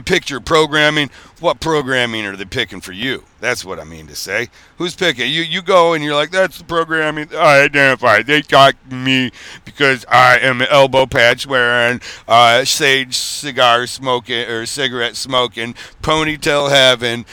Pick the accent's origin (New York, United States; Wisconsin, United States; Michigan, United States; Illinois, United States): Michigan, United States; I'm from Michigan.